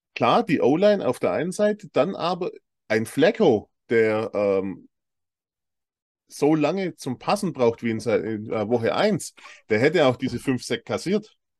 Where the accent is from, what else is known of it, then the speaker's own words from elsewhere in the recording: Swabia, Germany; als Schwabe